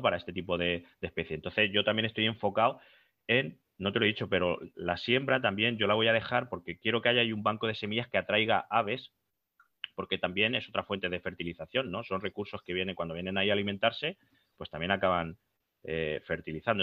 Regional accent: Albacete, Castilla-La Mancha, Spain

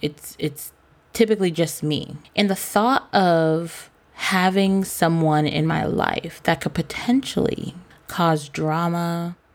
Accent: Cambridge, Massachusetts, United States; our hustle as kids growing up in Cambridge

